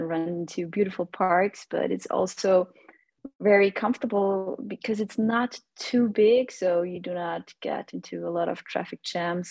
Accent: Austria; moved away as an adult; now in Vienna, Austria; I'm not originally from Vienna. I'm 2 hours away from Vienna. That's where I grew up.

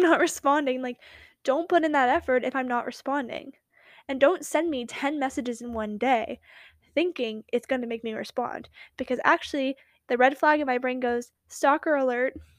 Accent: West Coast, United States; accent: Valley Girl; I was from the West Coast

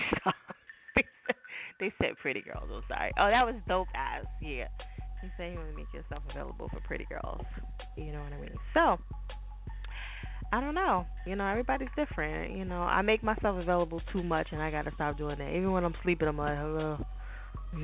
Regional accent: New Jersey, United States; I'm from Jersey

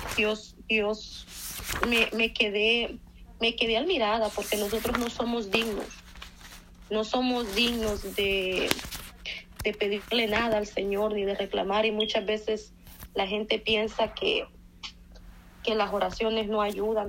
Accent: Dallas, Texas, United States; now in Kentucky, United States; Yo soy de Dallas, Texas, entonces pues tengo poco de que estoy viviendo en Kentucky.

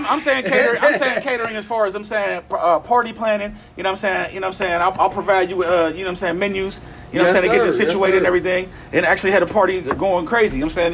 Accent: Pittsburgh, Pennsylvania, United States; Pittsburgh, Northside, Brighton Heights.

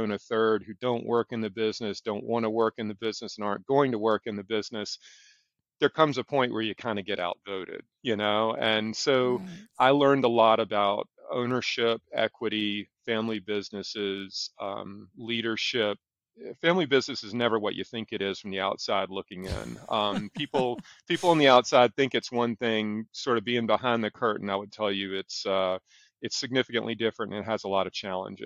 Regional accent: South Carolina, United States; now in Charlotte, United States; Growing up in South Carolina

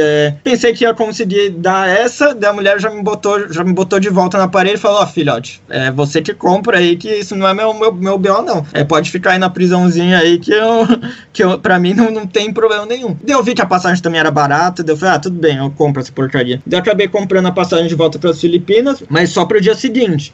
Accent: Brazil; moved away; a gente é brasileiro

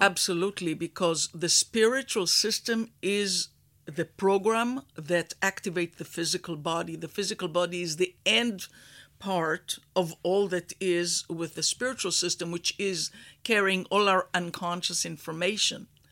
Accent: Israel; moved away as an adult; also born or lived in Houston, Texas, United States; I was born in Israel in a kibbutz. I was raised as a cowgirl.

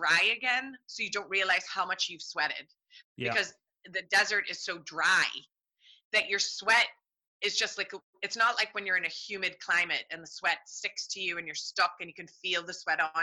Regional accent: United States; now in Ireland; I'm American

